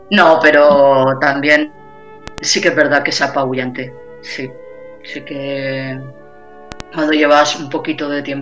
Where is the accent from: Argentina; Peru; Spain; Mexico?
Spain; Alicante, Valencian Community; yo no tenía ropa, yo soy de Alicante y, bueno, un poco precavida.